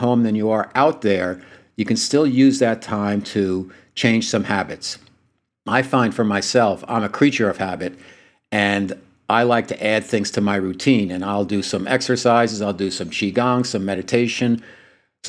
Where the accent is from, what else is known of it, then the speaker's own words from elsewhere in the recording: United States; also born or lived in New Jersey / New York; now in San Diego, United States; back east where I grew up in New Jersey and New York